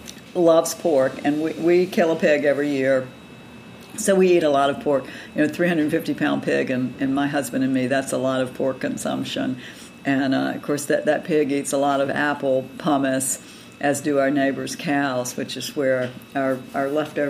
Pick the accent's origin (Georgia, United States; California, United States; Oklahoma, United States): Georgia, United States; moved away as an adult; also born or lived in North Carolina; now in Virginia, United States; I grew up in Georgia and have spent most of my adult life in North Carolina and Virginia, but I'm the granddaughter of dirt farmers, the small farmers in Georgia.